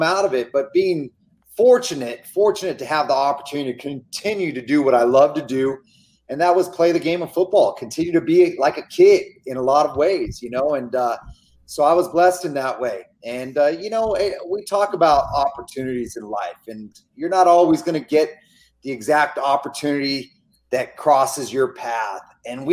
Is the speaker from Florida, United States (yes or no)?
no; Gilroy, California, United States; my hometown of Gilroy